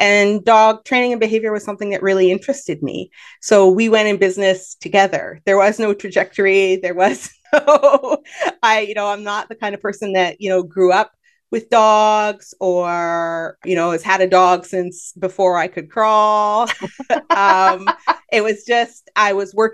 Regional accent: Canada; I'm Canadian

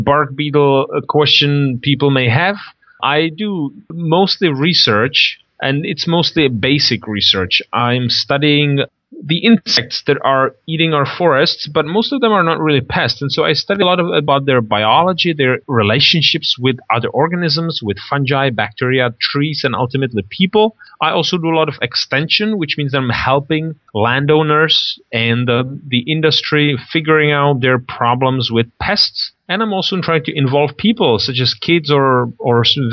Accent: Czechia; moved away; Originally, the Czech Republic. It's a tiny little country in Eastern Europe, somewhere between Germany and Russia

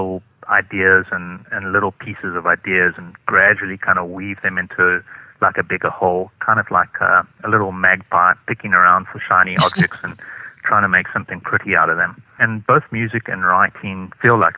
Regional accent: South Africa; I come from South Africa

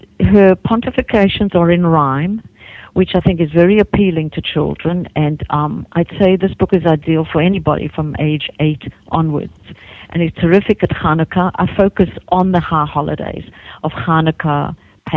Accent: South Africa; moved away as an adult; also born or lived in Hawaii / New Zealand; now in United States; I grew up in South Africa, and I left.

